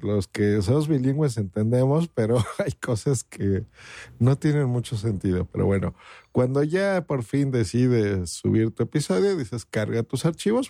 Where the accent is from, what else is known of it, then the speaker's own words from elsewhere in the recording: Mexico; aquí en mi país, hablo por México